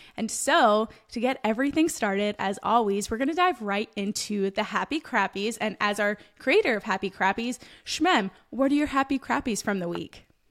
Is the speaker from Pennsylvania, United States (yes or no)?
yes; Pennsylvania, United States; I'm from Pennsylvania